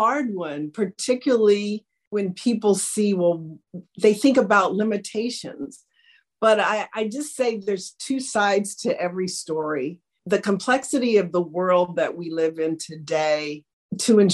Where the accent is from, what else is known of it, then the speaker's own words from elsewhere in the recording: Washington, District of Columbia, United States; I grew up in Washington, D.C. in the 50s, very segregated city